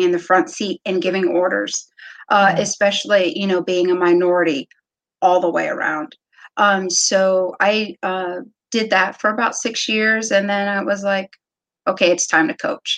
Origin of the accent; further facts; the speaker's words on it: Wooster, Ohio, United States; moved away as an adult; also born or lived in Cleveland, Ohio; now in Virginia, United States; My parents were a part of a youth organization in the small town of Worcester where we're from. So I just grew up with my sisters playing all sports